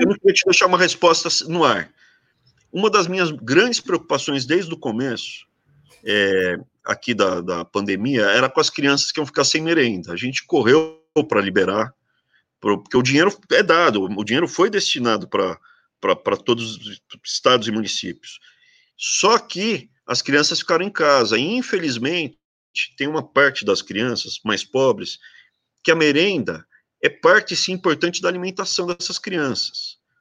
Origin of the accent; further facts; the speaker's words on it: Brazil; eu sou muito brasileiro